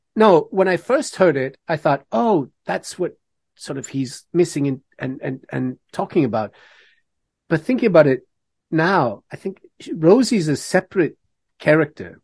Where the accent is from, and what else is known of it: Canada